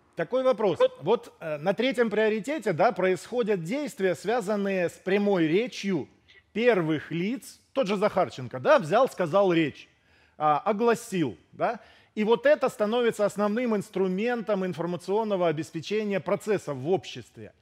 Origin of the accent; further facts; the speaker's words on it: Ukraine; я сам украинец